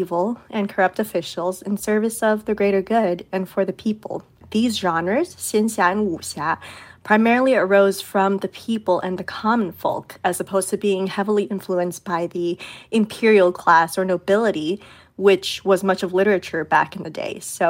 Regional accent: Beijing, China; moved away; I'm from China. I grew up in Beijing

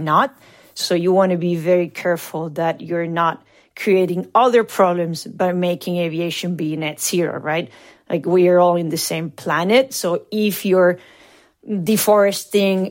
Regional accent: Argentina; moved away; I'm from Argentina

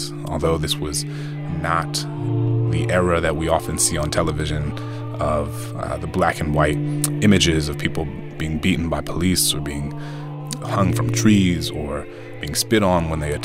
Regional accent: New Orleans, Louisiana, United States; I grew up in New Orleans.

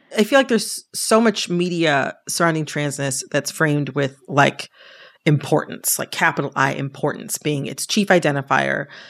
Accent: Detroit, Michigan, United States; moved away as an adult; also born or lived in Washington, D.C.; I'm from the Detroit area.

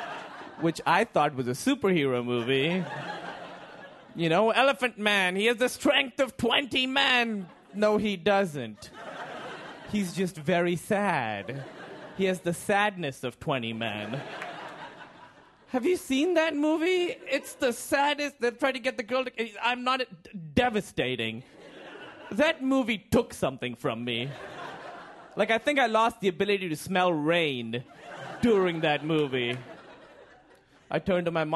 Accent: Pakistan; moved away; And I'm from Pakistan.

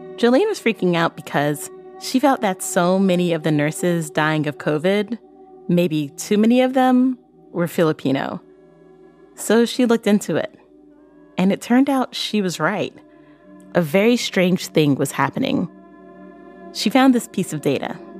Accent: Barbados; I'm from Barbados.

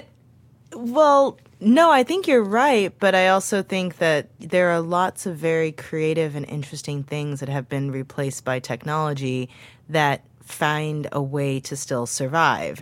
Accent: St. Louis, Missouri, United States; moved away; the neighborhood where I grew up in Saint Louis

